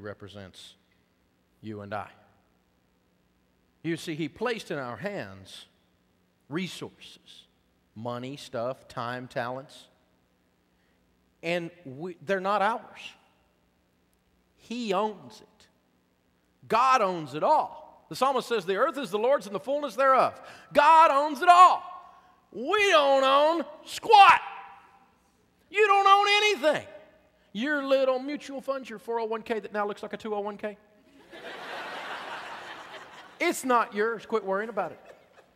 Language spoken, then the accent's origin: English; Tennessee, United States; I'm from Tennessee